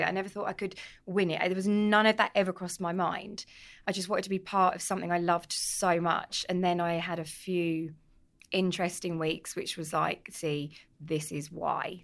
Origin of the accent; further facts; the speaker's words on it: London, United Kingdom; also born or lived in Edmonton, London; I'm from North London originally, proud Londoner, um, from Edmonton. Tottenham, Tottenham born and bred